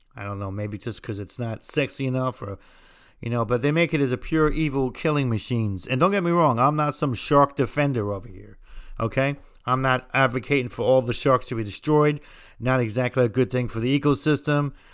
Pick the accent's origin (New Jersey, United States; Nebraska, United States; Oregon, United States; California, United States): New Jersey, United States; I'm from New Jersey